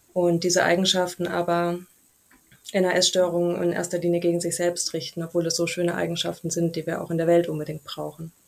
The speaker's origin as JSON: {"language": "German", "area": "near Stuttgart", "region": "Baden-Württemberg", "country": "Germany", "moved": "yes", "lives_now": "Munich, Germany", "said": "ich komme ursprünglich aus der Nähe von Stuttgart und wohne mittlerweile in München"}